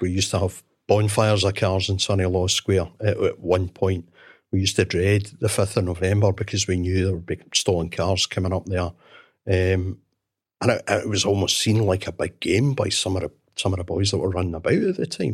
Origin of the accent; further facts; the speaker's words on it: Glasgow, Scotland, United Kingdom; I was born and brought up in Glasgow